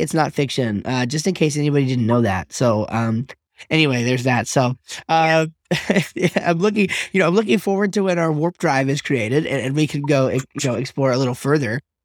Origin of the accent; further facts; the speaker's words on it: United States; I'm an American, modern, Western person